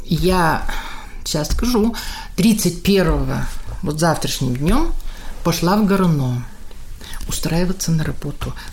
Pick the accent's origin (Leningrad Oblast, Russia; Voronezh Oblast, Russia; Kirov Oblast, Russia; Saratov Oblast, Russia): Kirov Oblast, Russia; Съездили домой, я из Санчурского района.